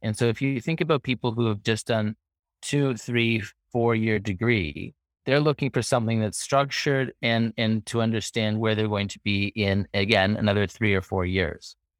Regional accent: Toronto, Ontario, Canada; moved away as an adult; now in London, United Kingdom; I hail from Toronto, Canada. That's where I was born and raised, grew up.

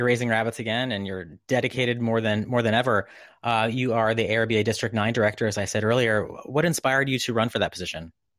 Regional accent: Northeast, United States; also born or lived in East Coast; now in California, United States; I grew up in the Northeast.

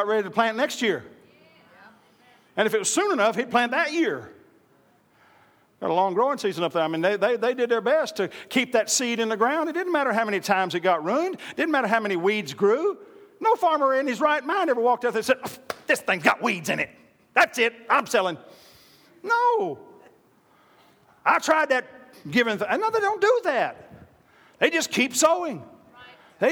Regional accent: Oklahoma, United States; I'm part American Indian, born and raised in Oklahoma

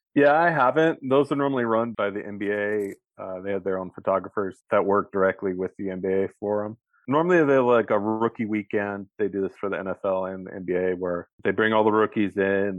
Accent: Bay Area, California, United States; I grew up in the Bay Area

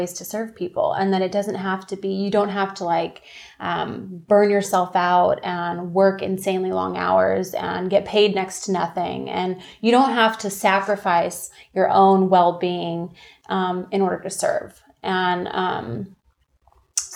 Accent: Orange County, California, United States; also born or lived in Santa Barbara, California; I'm born and raised in Orange County, California

